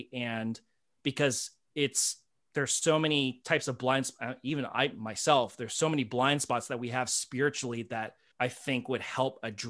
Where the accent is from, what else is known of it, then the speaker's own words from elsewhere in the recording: United States; That's been a very hard bridge to cross culturally for me because I'm so American.